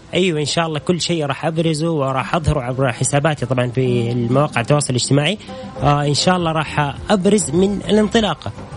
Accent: Saudi Arabia; كاول سعودي

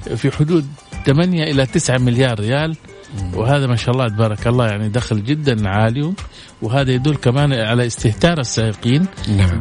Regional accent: Saudi Arabia; عندنا في السعودية

